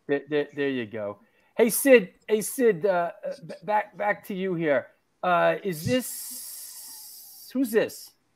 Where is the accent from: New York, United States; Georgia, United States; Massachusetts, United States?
New York, United States; New York City; the two Jews, me and Danny Loke, are born in Queens